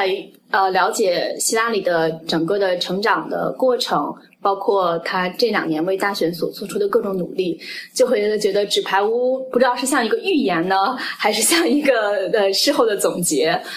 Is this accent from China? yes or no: yes; China; now in United States; 对我们一个是在美国的东海岸，一个是在美国的西海岸。然后同时我们又来自所谓东方的中国，来到了所谓西方的美国，所以它有双重含义。